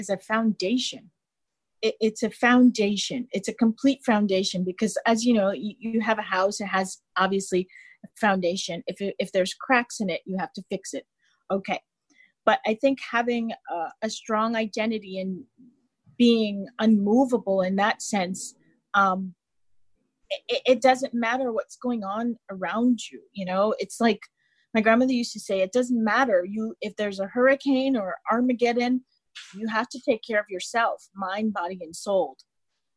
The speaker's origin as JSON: {"language": "English", "country": "United States", "said": "being American"}